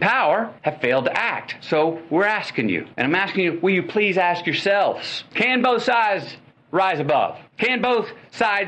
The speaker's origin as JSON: {"language": "English", "town": "Uvalde", "region": "Texas", "country": "United States", "tie": "born or raised there", "said": "my hometown, Uvalde"}